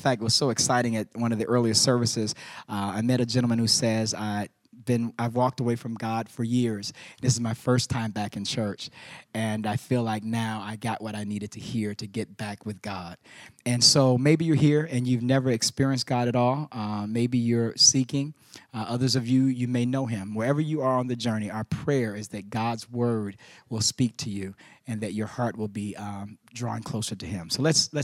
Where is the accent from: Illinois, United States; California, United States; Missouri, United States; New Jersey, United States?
Illinois, United States; Chicago; moved away; here in Chicago, my hometown